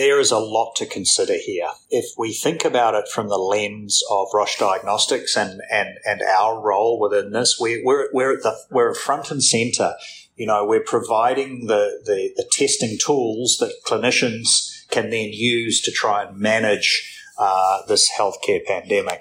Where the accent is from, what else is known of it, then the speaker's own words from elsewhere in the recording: New Zealand; moved away as an adult; also born or lived in Thailand / India; now in Singapore; I'm a Kiwi